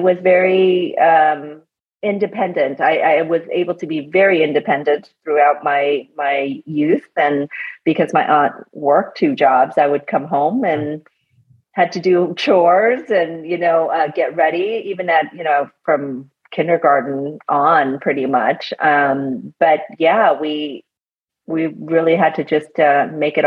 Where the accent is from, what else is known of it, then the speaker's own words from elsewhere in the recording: California, United States; also born or lived in Vietnam / Minneapolis, Minnesota; I grew up here in California, but originally I'm from Vietnam